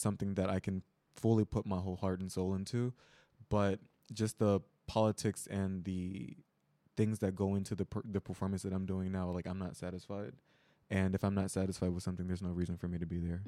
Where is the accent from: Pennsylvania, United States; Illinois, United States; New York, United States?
Illinois, United States; Chicago; moved away as an adult; now in Seoul, South Korea; I am from Chicago, Illinois, U S